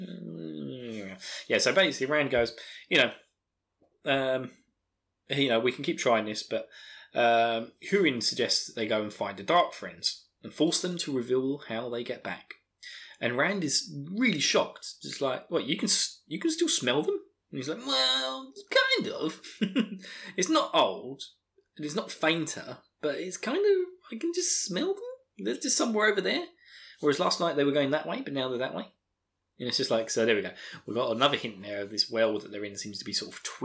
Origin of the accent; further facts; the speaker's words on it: Essex, East of England, United Kingdom; accent: Essex; my terrible Essex accent